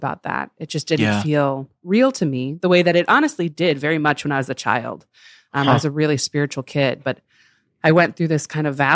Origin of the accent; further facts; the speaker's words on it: Chicago, Illinois, United States; I grew up in Chicago and then in the suburbs of Chicago